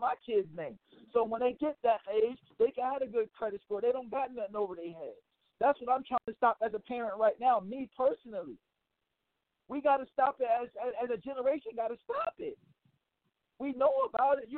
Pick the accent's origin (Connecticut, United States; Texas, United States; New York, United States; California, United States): Connecticut, United States; New Haven; I'm from Elm City, Sister Wave in New Haven. Anybody that know New Haven, Connecticut, know it's the slums, it's the gutter. Ain't nothing changed in my city since